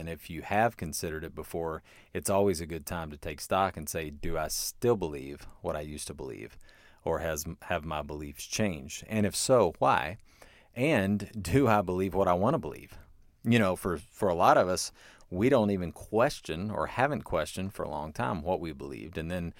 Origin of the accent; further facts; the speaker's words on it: Versailles, Kentucky, United States; I would say I have a PhD in higher education. I'm from Versailles, Kentucky.